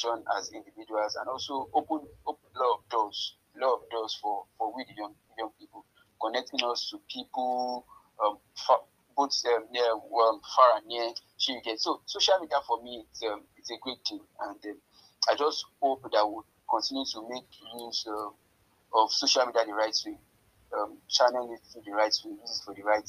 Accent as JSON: {"language": "English", "town": "Ayete", "region": "Oyo", "country": "Nigeria", "said": "I'm from Ayete, to be precise. My dad is from Ayete, my mom is from Ikiri"}